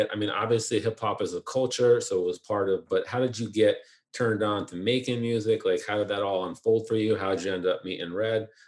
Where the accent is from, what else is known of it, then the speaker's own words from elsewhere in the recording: New York, United States; also born or lived in Queens; I was born in Queens, but I basically grew up upstate in Orange County, New York. That's where I still live now.